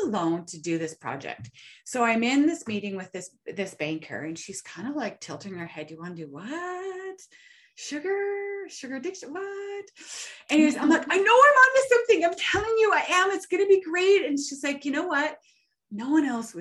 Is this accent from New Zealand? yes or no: no; Canada; I'm a nobody from Canada